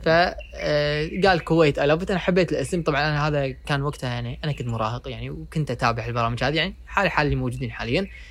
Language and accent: Arabic; Kuwait; عندنا بالكويت